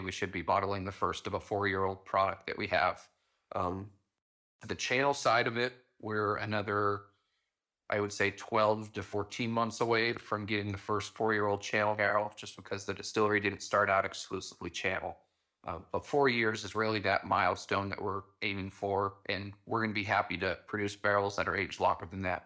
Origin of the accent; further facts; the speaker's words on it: Pine Bluffs, Wyoming, United States; it's located in my hometown